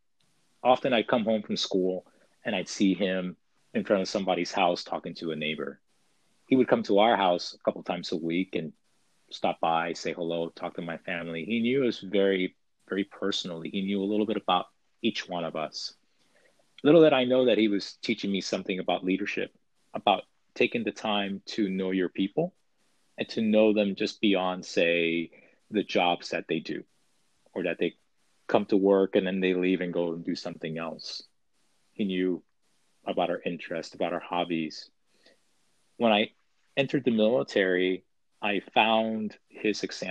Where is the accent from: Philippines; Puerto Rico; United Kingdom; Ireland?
Puerto Rico; moved away; growing up, I grew up in Puerto Rico